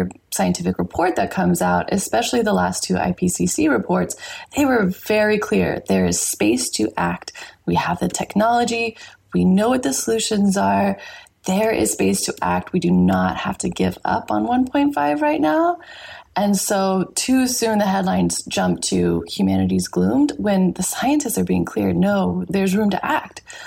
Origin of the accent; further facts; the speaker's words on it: Texas, United States; moved away as an adult; now in Fiji; I grew up in Texas